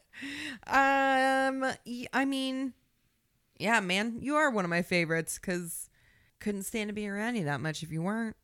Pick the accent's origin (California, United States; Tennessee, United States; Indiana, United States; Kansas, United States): Indiana, United States; We are from Indiana